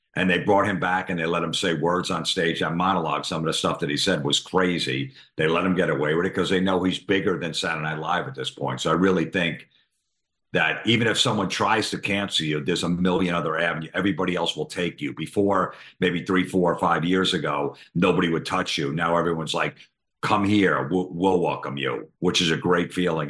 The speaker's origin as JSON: {"language": "English", "region": "East Coast", "country": "United States", "said": "we're from the East Coast, so we're a little rough around the edges"}